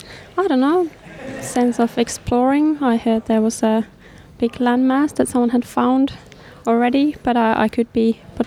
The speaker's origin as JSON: {"language": "English", "town": "Helsinki", "region": "Uusimaa", "country": "Finland", "second_language": "English", "said": "I am from Finland, and there's not many people there, so, you know, if you want to get something made, you need to make it yourself."}